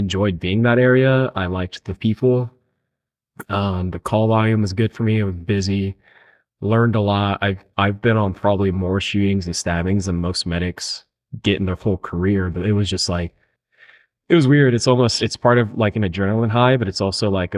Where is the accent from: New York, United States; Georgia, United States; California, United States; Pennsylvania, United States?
California, United States; Chula Vista; We grew up in Chula Vista, and I got picked up with Chula Vista Fire, like our hometown